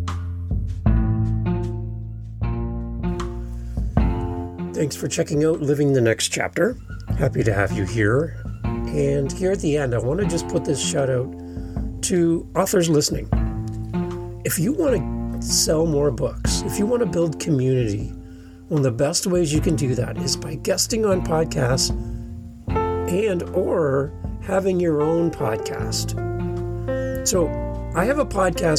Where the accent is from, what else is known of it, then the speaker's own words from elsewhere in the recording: Canada; as a Canadian here in Canada